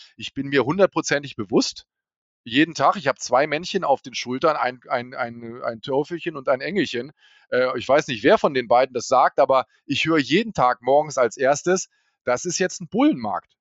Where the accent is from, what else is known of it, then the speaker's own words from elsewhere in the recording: Hanover, Lower Saxony, Germany; ich komme aus Hannover